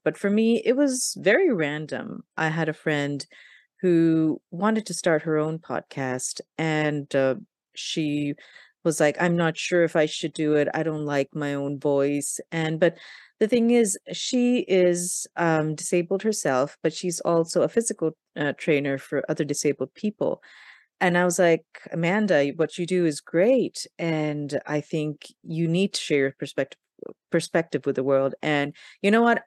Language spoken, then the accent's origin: English; Pakistan; I'm from Pakistan